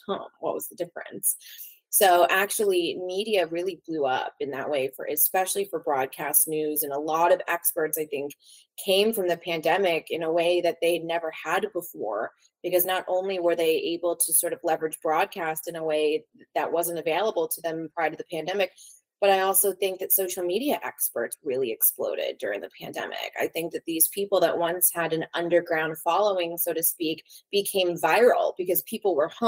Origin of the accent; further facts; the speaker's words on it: Los Angeles, California, United States; I was born and raised in Los Angeles. Growing up here, you know, I love LA. I'm an LA girl